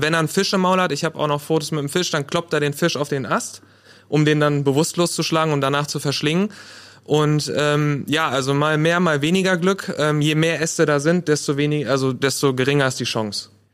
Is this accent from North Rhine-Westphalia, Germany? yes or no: yes; Paderborn, North Rhine-Westphalia, Germany; Ich komme auch aus Paderborn, so wie mein Vorredner Rick.